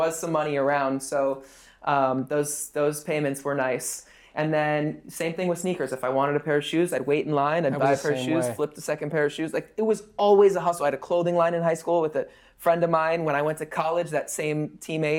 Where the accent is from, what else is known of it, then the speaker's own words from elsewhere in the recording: West Hollywood, California, United States; I grew up in West Hollywood